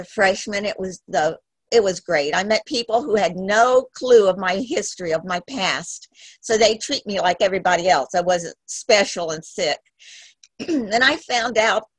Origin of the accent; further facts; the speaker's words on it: Miami, Florida, United States; I was born in Miami. At the age of 5, I remember looking out the window for my daddy to come home all the time. We were in a little home in Miami